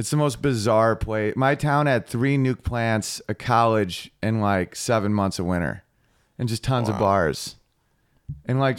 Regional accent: New York, United States; I used to live in the Czech Republic, and I'm from New York State

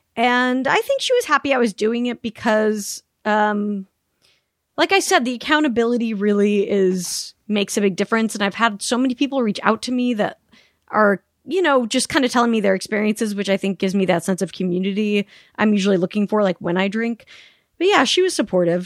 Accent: Salt Lake City, Utah, United States; born or raised there; moved away as an adult; also born or lived in Palm Springs, California / Sacramento, California

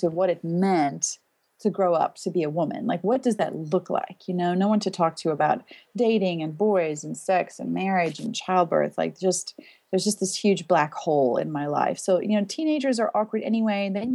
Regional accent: Pretoria, Gauteng, South Africa; moved away; I'm from South Africa originally, and we lived in the city of Pretoria

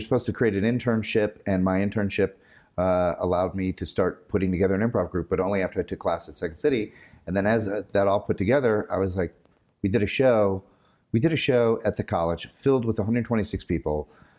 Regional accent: Illinois, United States; I'm from here.

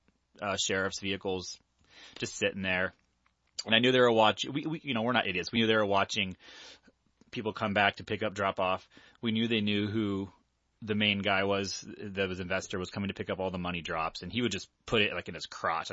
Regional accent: Lake Forest, California, United States; we're from Orange County, so in Lake Forest, California, which is where I'm from initially

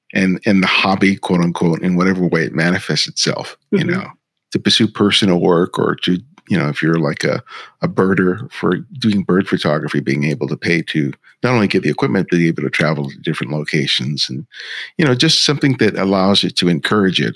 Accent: Los Angeles, California, United States; also born or lived in New York; I was born in New York, grew up in Los Angeles

